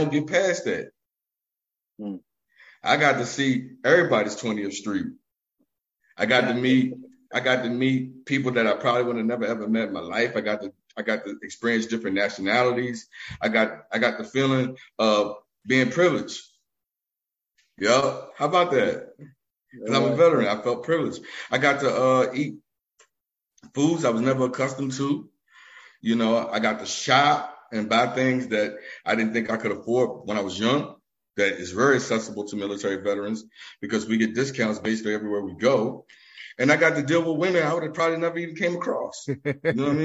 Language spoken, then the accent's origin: English; Richmond, Virginia, United States; moved away as an adult; now in Philadelphia, United States; I'm originally from Richmond, Virginia, but I've been living in Philly for almost 20 years